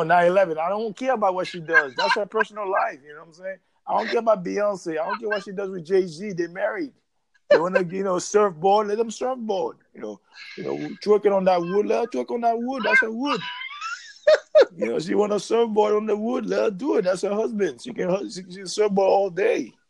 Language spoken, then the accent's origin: English; Haiti; moved away; also born or lived in New York City, United States; I'm from Haiti originally